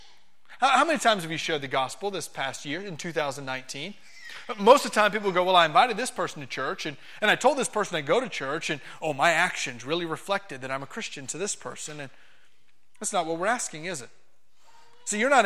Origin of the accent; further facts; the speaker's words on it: Miami, Florida, United States; moved away; I'm not a farm boy. I'm from Miami, Florida